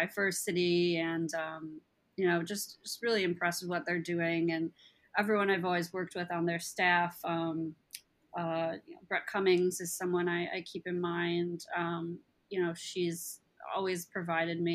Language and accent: English; Buffalo, New York, United States; I grew up in Buffalo, New York.